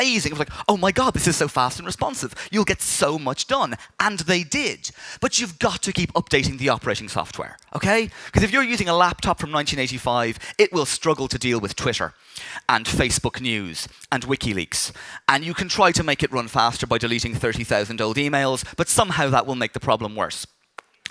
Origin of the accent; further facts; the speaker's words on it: Dublin, Leinster, Ireland; I grew up in Dublin